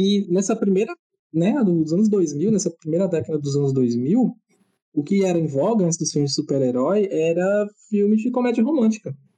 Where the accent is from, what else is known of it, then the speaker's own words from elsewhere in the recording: Northeast Region, Brazil; a gente é nordestino